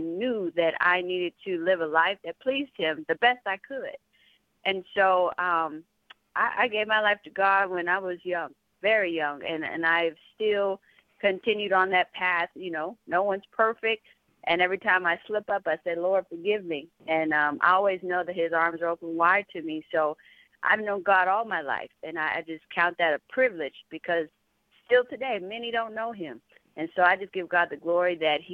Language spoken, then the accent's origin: English; San Antonio, Texas, United States; I'm from San Antonio, Texas